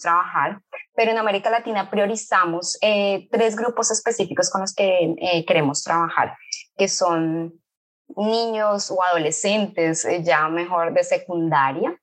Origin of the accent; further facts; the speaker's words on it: Colombia; moved away as an adult; now in Rio de Janeiro, Brazil; soy colombiana. Hace un poco más de siete años estoy viviendo en Río de Janeiro.